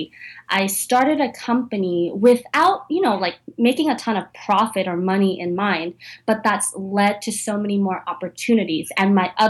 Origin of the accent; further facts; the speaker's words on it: San Francisco, California, United States; moved away as an adult; now in New York, United States; that's where I was born and raised and lived most of my life.